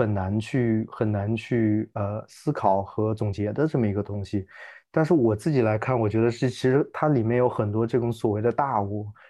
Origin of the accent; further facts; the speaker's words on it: China; 其实我觉得，我作为中国人来看，我觉得那个文化土壤好像对我来说有种诡异的熟悉感。